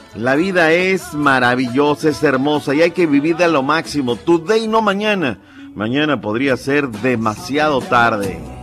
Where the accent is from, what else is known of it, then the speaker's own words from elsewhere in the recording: Mexico; somos gachos los mexicanos